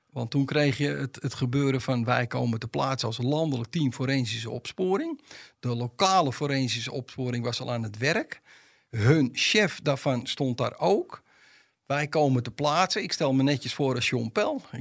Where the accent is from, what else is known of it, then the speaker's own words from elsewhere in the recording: Amsterdam, North Holland, Netherlands; En moet je voorstellen, als Amsterdammer loop je altijd alleen